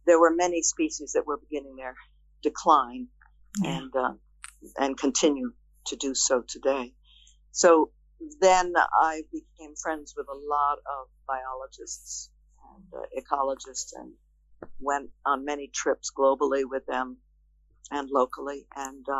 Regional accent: outside of Boston, Massachusetts, United States; as a young girl in growing up outside of Boston, Massachusetts

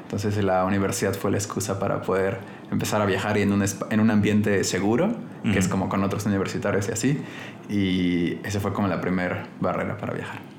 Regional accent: Mexico City, Mexico; also born or lived in Holbox, Mexico / Santiago, Chile / Innsbruck, Austria; soy de Ciudad de México, la mayoría de mi vida la he vivido aquí, pero he vivido en otros momentos también en Holbox, en la playa, he vivido en Chile, ahí en Santiago y viví en Austria, en Innsbruck

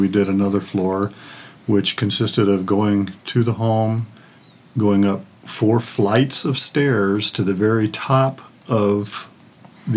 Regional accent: San Jose, California, United States; I'm from San Jose, California

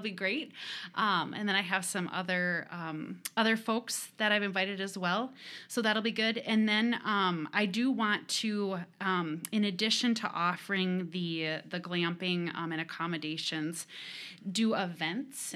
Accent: Rochester, Minnesota, United States; I was born and raised in Rochester

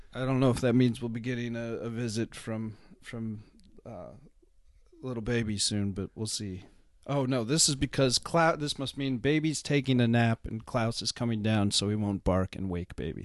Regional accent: Seattle, Washington, United States; I grew up in Seattle.

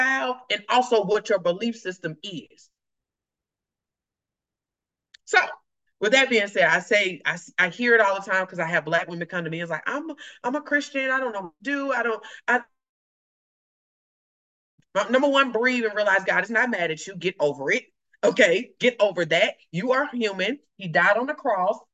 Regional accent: the South, United States; if I'm from the South, we were taught what happened to your house, stay in your house

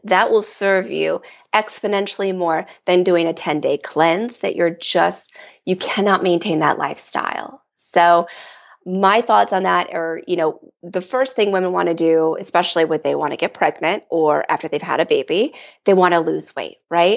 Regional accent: Michigan, United States; I grew up here in Michigan in the Midwest and a very traditional Midwest upbringing

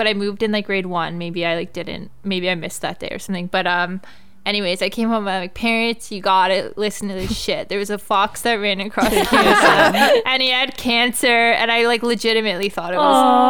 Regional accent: Georgetown, Ontario, Canada; also born or lived in Mississauga, Ontario; I grew up in Mississauga or Streetsville originally, and then moved to Georgetown.

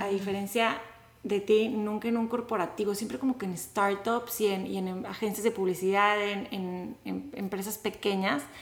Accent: Monterrey, Nuevo León, Mexico; now in The Woodlands, United States; de Monterrey, México, a The Woodlands

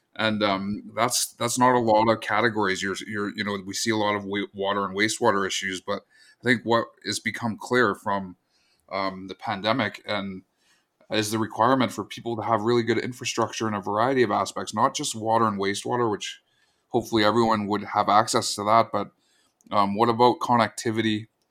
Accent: Squamish Nation, Coast Salish Territory, British Columbia, Canada; I come from the Squamish Nation in Coast Salish Territory.

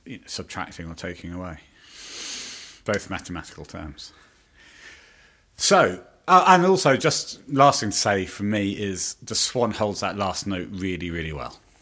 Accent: Scotland, United Kingdom; I can do Scottish. I'm Scottish.

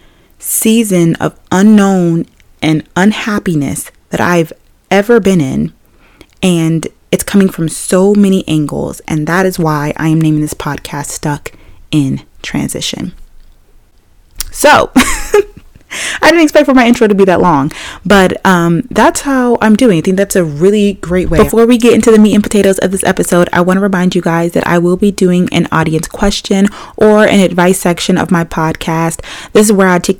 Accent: Maryland, United States; I'm from Maryland

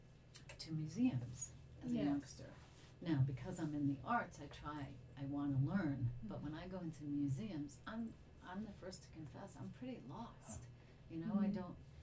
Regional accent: Cleveland, Ohio, United States; I grew up in Cleveland

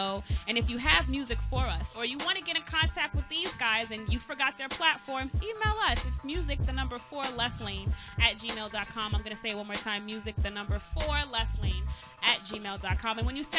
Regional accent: New York City, New York, United States; No, I'm from Staten Island, New York. I went to College of Staten Island.

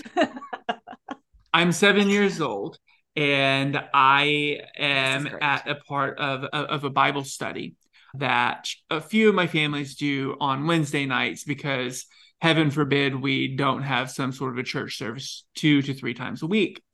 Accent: Texas, United States; accent: thick southern; I grew up in Texas. Uh, I had a thick southern accent, very flat, ha, very flat vowel

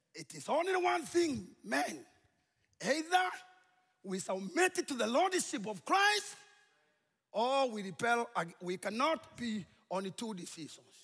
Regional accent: Kenya; We are from Kenya, and we feel God has called us to come and bring the good news to this tribe

